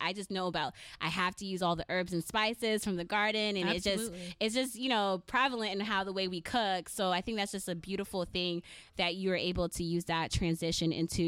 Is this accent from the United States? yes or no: no; Saint Kitts, St. Kitts & Nevis; Two of us here, we're from the islands. I'm from St. Kitts. Growing up, you know, I spent, I guess, maybe 11 years of my life in St. Kitts.